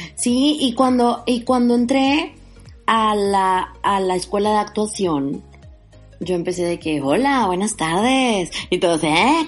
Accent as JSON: {"language": "Spanish", "town": "Parás", "region": "Nuevo León", "country": "Mexico", "also_born_or_lived": "Mexico City", "moved": "yes", "lives_now": "Monterrey, Mexico", "said": "en Parás, de donde yo soy"}